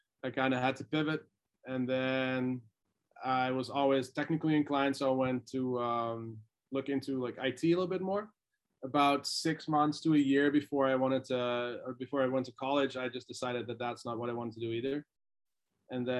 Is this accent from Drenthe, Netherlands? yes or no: no; Deventer, Overijssel, Netherlands; moved away as an adult; also born or lived in Boulder, Colorado, United States; I grew up a little bit closer to the German side of the country